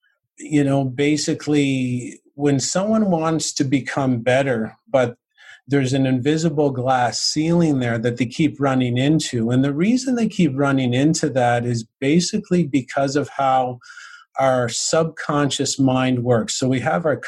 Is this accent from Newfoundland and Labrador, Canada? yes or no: yes; St. John's, Newfoundland and Labrador, Canada; now in Cornwall, Canada; I grew up in St. John's, Newfoundland, which is the east coast of Canada.